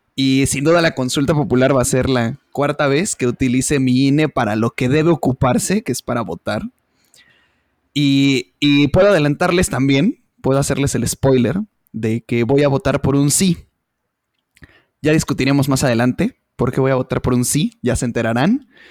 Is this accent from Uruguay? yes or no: no; Mexico; como pueblo mexicano